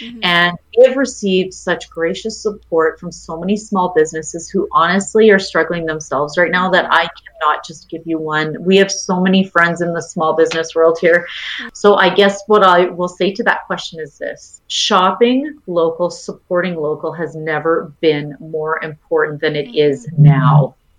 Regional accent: Edmonton, Alberta, Canada; I'm a country girl at heart. I was born and raised in Edmonton.

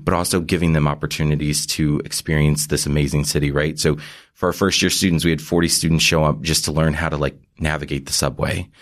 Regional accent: Missouri, United States; moved away as an adult; also born or lived in Kansas; now in New York, United States; am originally from Missouri

